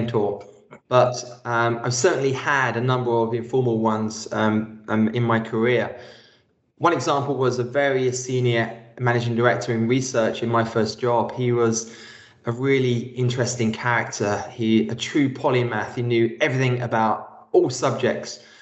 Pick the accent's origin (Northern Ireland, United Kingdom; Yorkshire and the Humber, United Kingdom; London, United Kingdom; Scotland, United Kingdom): London, United Kingdom; Being born and raised in East London and the first person in my family to go to university